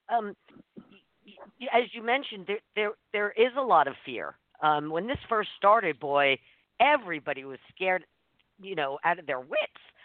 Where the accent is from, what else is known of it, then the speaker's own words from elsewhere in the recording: New York City, New York, United States; moved away; I'm originally from New York City